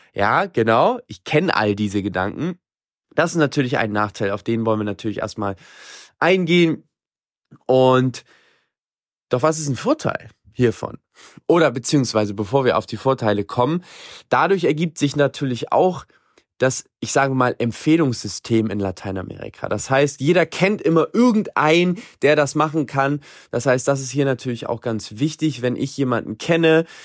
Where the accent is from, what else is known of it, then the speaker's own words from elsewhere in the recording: Germany; now in Latin America; Bei uns in Deutschland